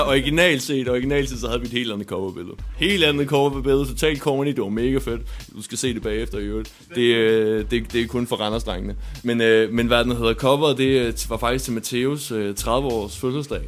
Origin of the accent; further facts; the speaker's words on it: Denmark; som danskere, der er vi vant til at spise rugbrød